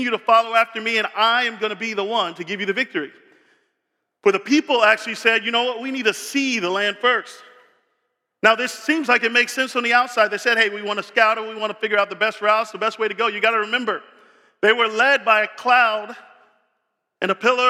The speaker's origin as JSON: {"language": "English", "town": "Tampa", "region": "Florida", "country": "United States", "tie": "born or raised there", "said": "I grew up in Tampa."}